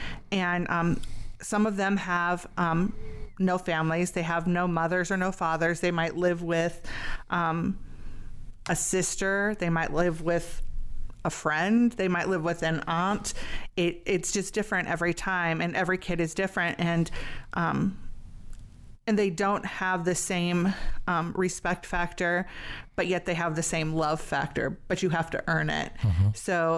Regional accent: Barberton, Ohio, United States; 5 miles from where we grew up in Barberton.

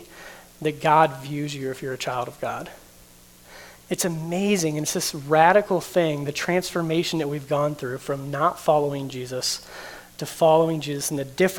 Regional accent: United States; I'm an American. That's a big thing. I was born in the United States

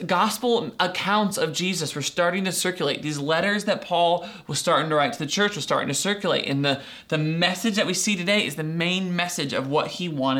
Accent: Doylestown, Ohio, United States; when I was growing up in Doylestown, I went to school in fifth grade

